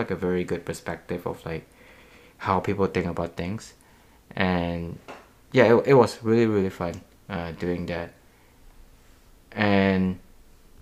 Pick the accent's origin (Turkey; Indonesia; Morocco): Indonesia; moved away; I'm actually from Indonesia